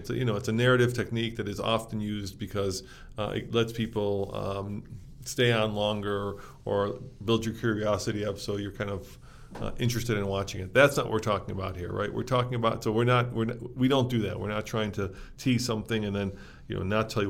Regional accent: Chicago, Illinois, United States; I grew up in Chicago, so I spent a lot of time on Lake Michigan.

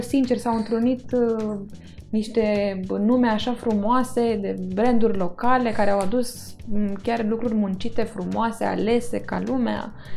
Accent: Constanța, Constanța County, Romania; moved away; în Constanța, cartierul unde eram

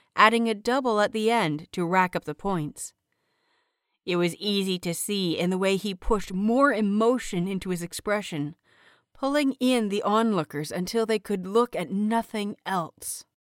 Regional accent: Canada; I am Canadian, very proudly Canadian

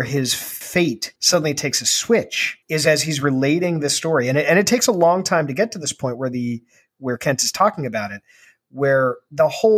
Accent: Ireland; as an Irishman

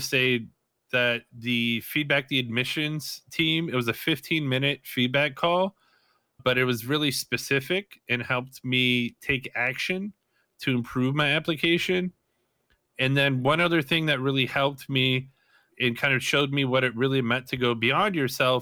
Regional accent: Madison, Wisconsin, United States; moved away as an adult; also born or lived in Whitewater, Wisconsin; now in Phoenix, United States; growing up in Madison, it's actually a pretty fairly multicultural city

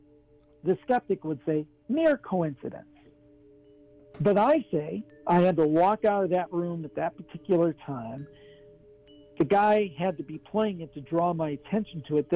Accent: Ohio, United States; I'm from Ohio, grew up, born and raised in Ohio, but my family was from West Virginia.

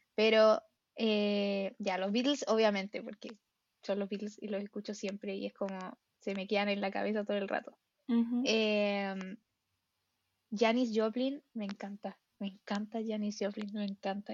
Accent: Santiago, Santiago Metropolitan Region, Chile; Soy santiaguina

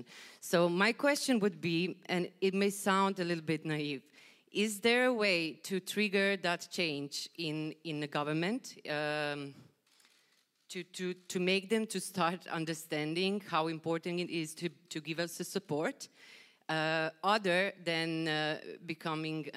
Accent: Croatia; I come from Croatia

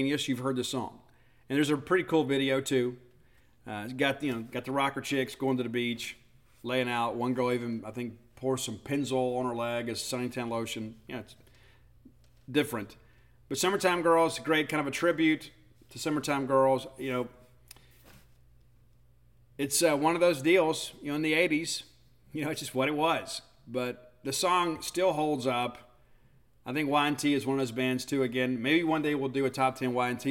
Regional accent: South Mississippi, United States; also born or lived in Hattiesburg; we were kids walking around Hattiesburg, we were barefoot all the time, man. I mean, we're from South Mississippi

